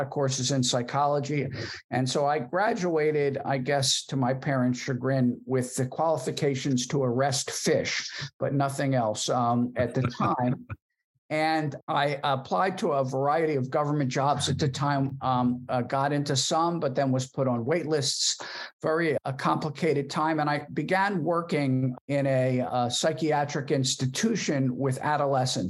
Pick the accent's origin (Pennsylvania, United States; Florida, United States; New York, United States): Pennsylvania, United States; Philadelphia; born and raised in Philadelphia and went to PA school there